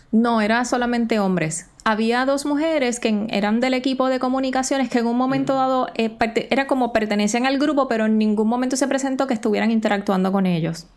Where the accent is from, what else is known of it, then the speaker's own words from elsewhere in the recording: Puerto Rico; Nosotros somos territorio estadounidense, pero no somos Estado.